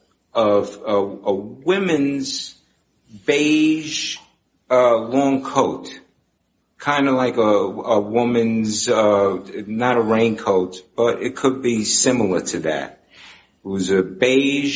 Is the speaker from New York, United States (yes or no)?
yes; New York City, New York, United States; I'm from Brooklyn